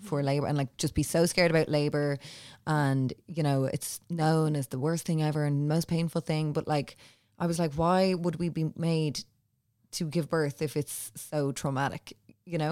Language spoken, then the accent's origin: English; Ireland; as Irish women